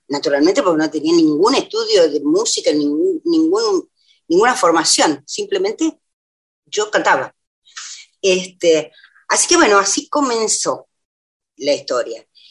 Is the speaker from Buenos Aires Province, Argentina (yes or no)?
no; La Pampa, Argentina; moved away as an adult; now in Buenos Aires, Argentina; yo me formé en La Pampa y por, por, lo tanto soy pampeana.